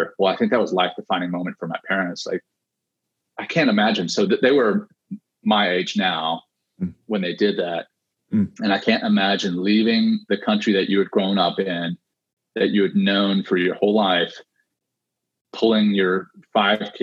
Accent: Ruston, Louisiana, United States; also born or lived in Cape Town, South Africa; I was born in Cape Town, South Africa, and I was one of five children. Three older sisters and a younger brother. And in 1984, so I had just turned seven, my parents, you know, pulled the five of us up and moved us to the small town of Ruston, Louisiana

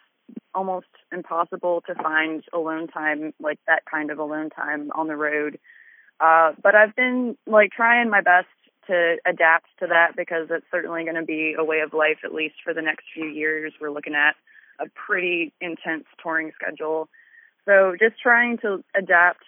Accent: Lima, New York, United States; moved away; also born or lived in Rochester, New York; I was actually born in Western New York, in Rochester, and spent most of my childhood in Lima, New York

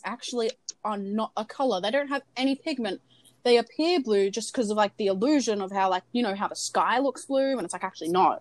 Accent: Australia; And we're Australian

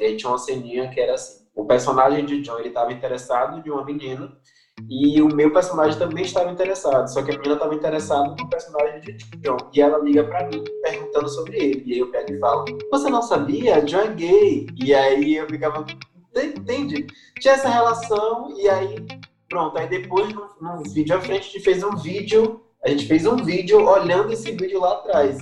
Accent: Salvador, Bahia, Brazil; also born or lived in São Cristóvão, Salvador / São Caetano, Salvador; nasci na Sagrada Família, Hospital Sagrada Família, na Ribeira, é, localizado ali no Bonfim, e desde sempre eu moro no Alto do Cabrito

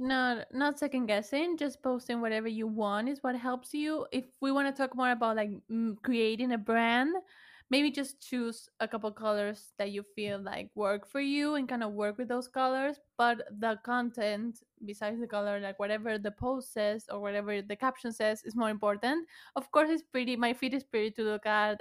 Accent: Buenos Aires, Argentina; first language Spanish; English is a second language; I was from Buenos Aires, Argentina

